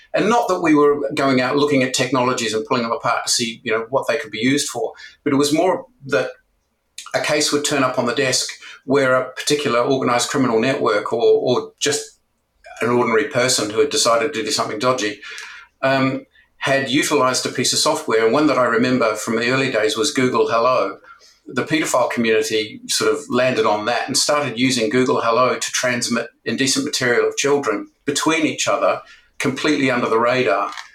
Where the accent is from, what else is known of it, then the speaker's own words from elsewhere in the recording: New Zealand; moved away as an adult; also born or lived in Japan; now in United Kingdom; originally, I'm from New Zealand